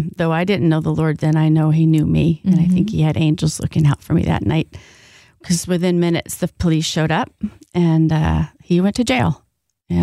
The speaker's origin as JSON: {"language": "English", "region": "Southern California", "country": "United States", "tie": "born or raised there", "also_born_or_lived": "Oceanside, California / East County, San Diego", "moved": "as an adult", "lives_now": "West Michigan, United States", "said": "I'm actually born and raised in Southern California."}